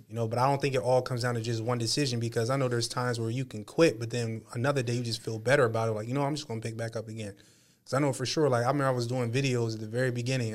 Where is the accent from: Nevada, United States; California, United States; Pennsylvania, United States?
Pennsylvania, United States; Harrisburg; I was born in Harrisburg, Pennsylvania, but my family roots are in North Carolina, right? My mom is from North Carolina